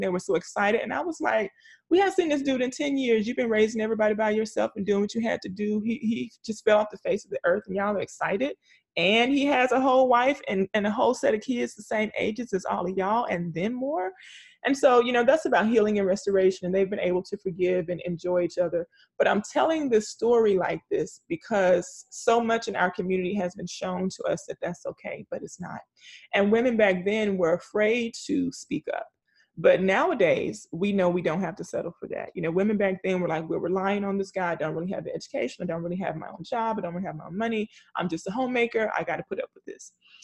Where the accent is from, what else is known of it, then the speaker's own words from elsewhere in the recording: the South, United States; growing up in the South